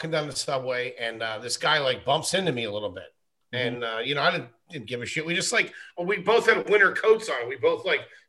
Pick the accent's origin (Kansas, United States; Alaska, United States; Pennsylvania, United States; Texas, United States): Pennsylvania, United States; Wilkes-Barre; now in New York, United States; I was born in Wilkes-Barre. It happened in, I think, a place called Plains, but I could be wrong. But I know it was close to Scranton and close to Wilkes-Barre.